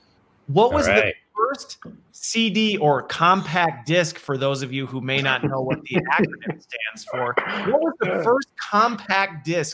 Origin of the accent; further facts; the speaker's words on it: Midwest, United States; also born or lived in Colorado; I grew up in the Midwest.